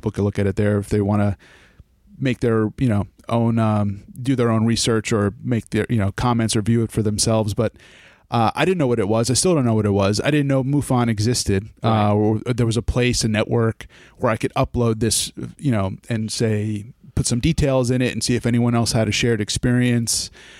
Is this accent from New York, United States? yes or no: yes; New York, United States; I had an experience myself. I'm from the Hudson Valley.